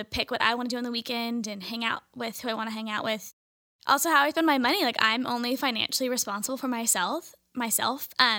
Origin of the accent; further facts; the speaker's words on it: Orange County, California, United States; I'm also from Orange County, California.